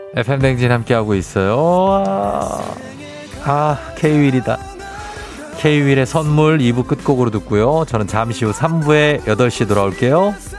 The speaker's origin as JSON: {"language": "Korean", "region": "Seoul", "country": "South Korea", "tie": "born or raised there", "said": "신암초 91년 2월에 졸업했습니다"}